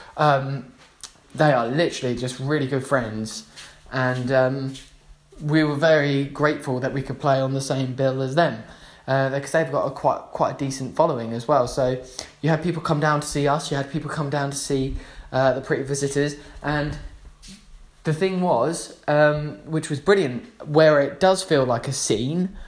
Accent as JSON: {"language": "English", "town": "Gosport", "region": "South East England", "country": "United Kingdom", "said": "we're from Gosport"}